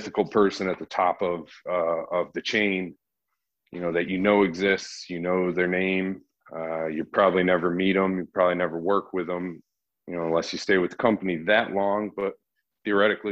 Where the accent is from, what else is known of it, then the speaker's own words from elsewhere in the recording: Connecticut, United States; moved away as an adult; I'm from Connecticut